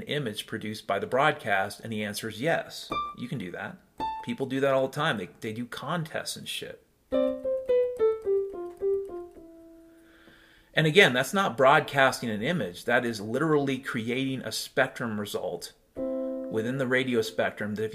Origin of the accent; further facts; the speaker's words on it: Mount Vernon, Washington, United States; I grew up in Mount Vernon, Washington